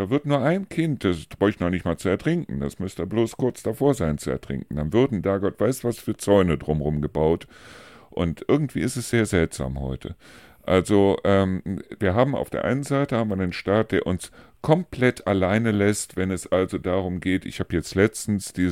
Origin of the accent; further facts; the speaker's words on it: Neuss, North Rhine-Westphalia, Germany; da gibt es also eine Stelle in Neus-Reuschenberg, wo ich herkomme, wo also so ein kleiner Wasserfall irgendwie runterführt